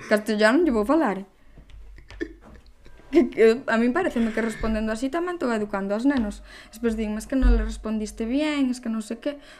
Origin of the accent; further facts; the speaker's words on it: Coristanco, Galicia, Spain; somos de Coristanco